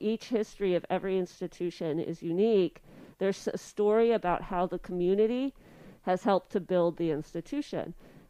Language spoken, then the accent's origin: English; Colorado Springs, Colorado, United States; also born or lived in Richmond, Indiana / Highland Heights, Kentucky / Ellensburg, Washington; now in Menomonie, United States; I've lived all over. I grew up in Colorado Springs. That's where my parents still live. And I've made my way around the country really professionally.